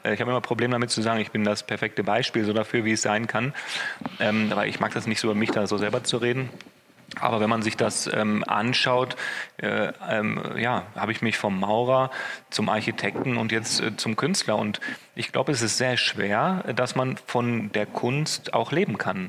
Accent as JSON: {"language": "German", "town": "Essen", "region": "North Rhine-Westphalia", "country": "Germany", "tie": "born or raised there", "also_born_or_lived": "Düsseldorf", "said": "ich bin in Essen geboren, ich bin hier aufgewachsen"}